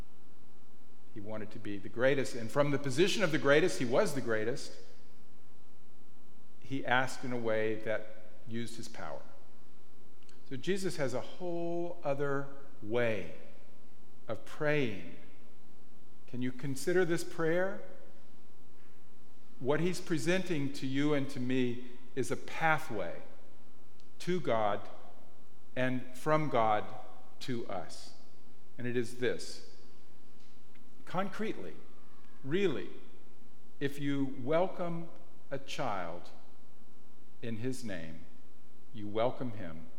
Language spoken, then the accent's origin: English; the American South, United States; now in Marin, United States; I'm from the American South